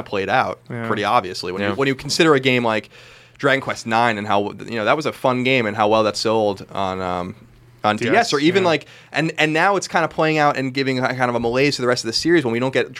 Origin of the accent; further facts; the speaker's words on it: Long Island, New York, United States; where I grew up on Long Island